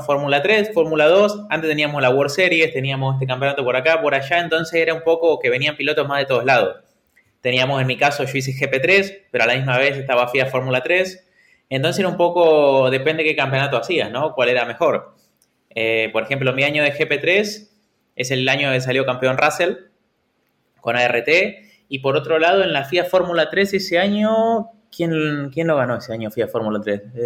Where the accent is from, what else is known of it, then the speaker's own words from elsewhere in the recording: Argentina; now in Valencia, Spain; siendo argentino